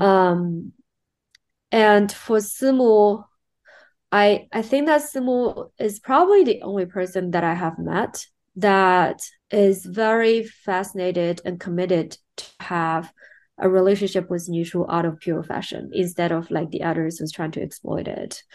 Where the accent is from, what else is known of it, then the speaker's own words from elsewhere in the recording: Shanghai, China; I'm born and raised in China. Um, more specifically, I'm from Shanghai.